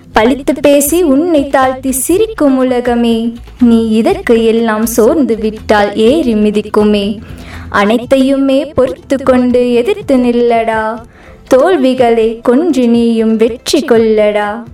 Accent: Coimbatore, Tamil Nadu, India; also born or lived in Sivakasi; நான் பிறக்கும்போது சிவகாசியில் இருந்தேன் மூணு வயசில் கோயம்புத்தூருக்கு வந்தேன் அப்போ இருந்து கோயம்புத்தூரில் தான்

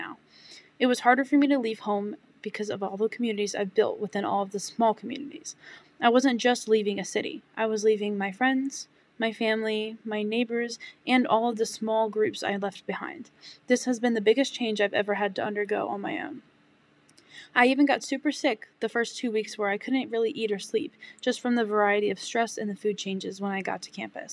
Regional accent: Virginia Beach, Virginia, United States; moved away as an adult; now in Lynchburg, United States; I was born and raised in Virginia Beach

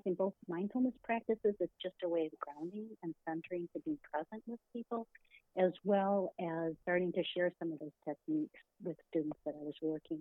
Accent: Michigan, United States; I was born right here in the Mitten State of Michigan, and I grew up in a large family

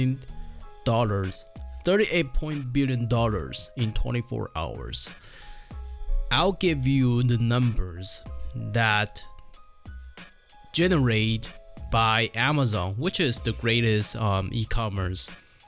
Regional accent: Taiwan; moved away; I come from Taiwan

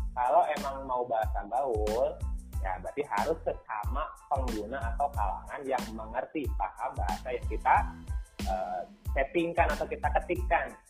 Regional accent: Karawang, West Java, Indonesia; accent: Sundanese Karawang; also born or lived in Bandung; saya orang Karawang asli

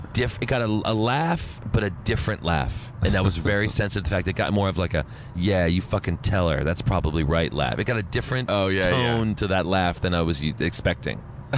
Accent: Princeton, New Jersey, United States; moved away as an adult; also born or lived in New York; We're from Jersey, from Princeton. That's where we were from.

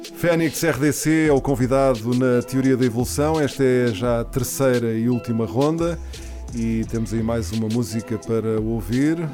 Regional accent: Portugal; Eu nasci, nasci cá, mas sou espanhol.

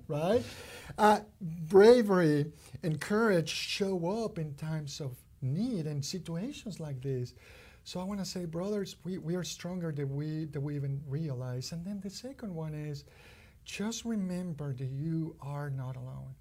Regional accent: Mexico City, Mexico; now in Kentucky, United States; growing up in Mexico

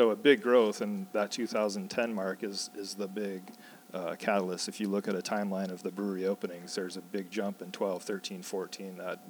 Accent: Iowa, United States; moved away as an adult; when I moved back to Iowa, I'm originally from Iowa, took a walk about, came back about 10 or 12 years ago.

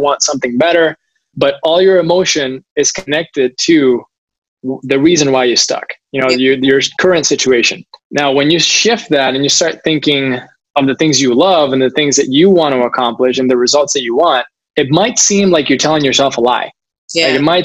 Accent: Puerto Rico; moved away; I moved back home to Puerto Rico, which I absolutely love.

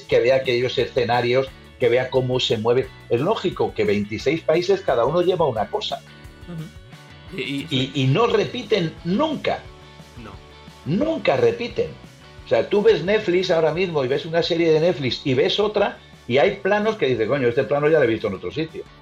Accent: Spain; somos españoles

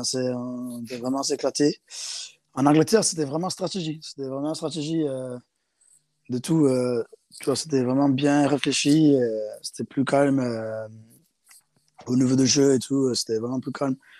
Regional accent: South Africa; also born or lived in England; now in France; j'ai grandi en Afrique du Sud, dans une école avec que des garçons

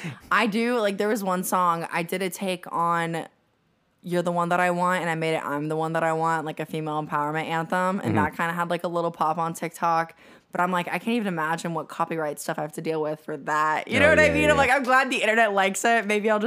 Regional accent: Ocala, Florida, United States; I'm from Central Florida, so it's called Ocala.

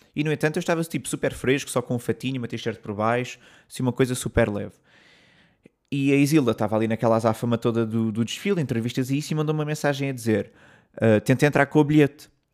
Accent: Portugal; moved away as an adult; also born or lived in London; eu disse que sou português

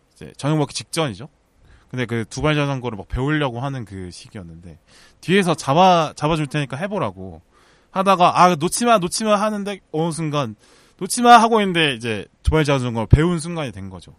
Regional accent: Busan, South Korea; born or raised there; now in Seoul, South Korea

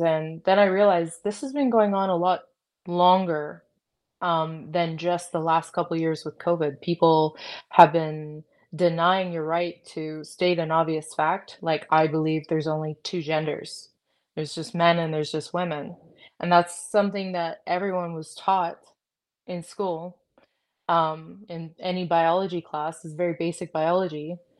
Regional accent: Canada; I'm proud to be Canadian

